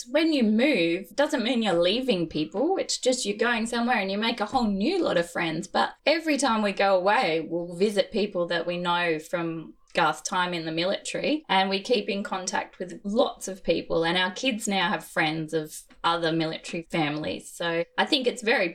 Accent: Gold Coast, Queensland, Australia; also born or lived in Brisbane; We were in Brisbane at the time and I grew up on the Gold Coast

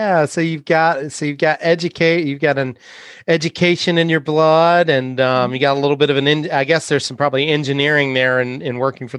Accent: North Carolina, United States; moved away; being a North Carolinian

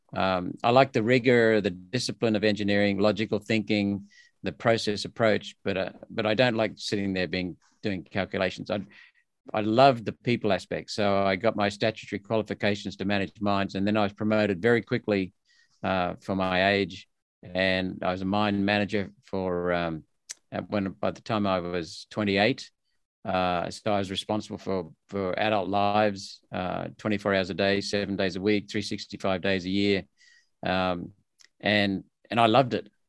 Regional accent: Australia; born or raised there; also born or lived in India

